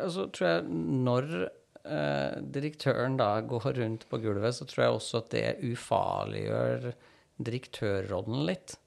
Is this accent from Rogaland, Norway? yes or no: no; Trondheim, Trøndelag, Norway; moved away as an adult; also born or lived in Stavanger; now in Oslo, Norway; jeg er opprinnelig fra Trondheim